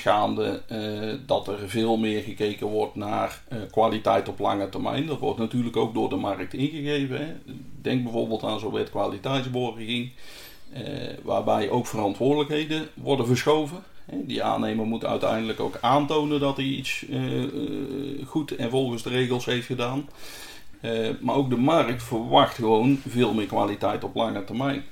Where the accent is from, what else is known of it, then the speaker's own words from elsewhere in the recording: central Netherlands, Netherlands; ik kom zelf uit Midden-Nederland